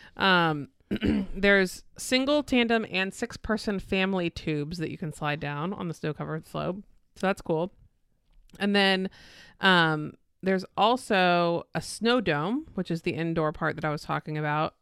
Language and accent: English; Florida, United States; someone who was born and raised in Florida